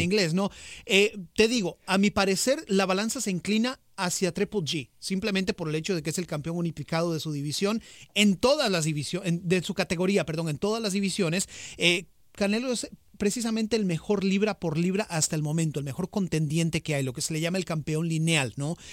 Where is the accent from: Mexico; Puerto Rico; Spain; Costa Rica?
Costa Rica; yo soy de Costa Rica, morado 100%